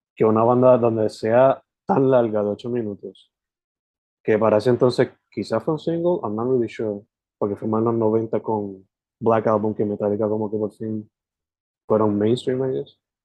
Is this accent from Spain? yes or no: no; possibly Sabana Grande, southwest, Puerto Rico; now in Carolina, Puerto Rico; Yo originalmente soy del West, del suroeste para ser específico